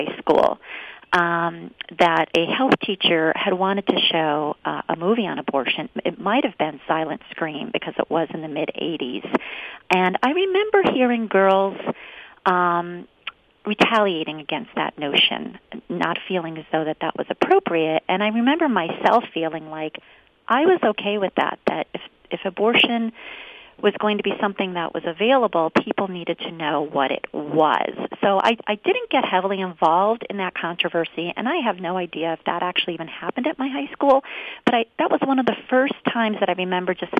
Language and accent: English; Scranton, Pennsylvania, United States; now in Harrisburg, United States; now I live in Harrisburg now, but I grew up in Scranton in northeastern Pennsylvania